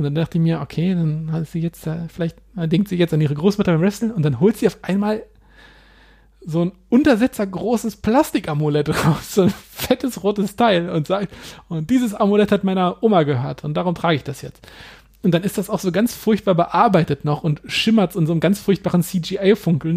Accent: Hanover, Lower Saxony, Germany; meiner Heimatstadt Hannover

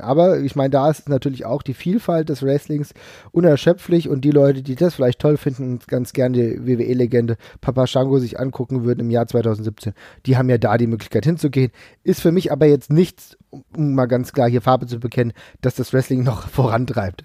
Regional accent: Frankfurt, Hesse, Germany; ich komme aus Frankfurt

